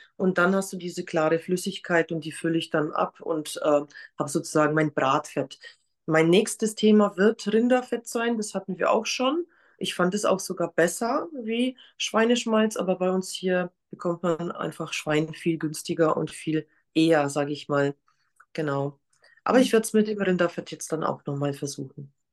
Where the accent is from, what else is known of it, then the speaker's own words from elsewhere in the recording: Poland; now in Germany; Ich komme nämlich ursprünglich aus Polen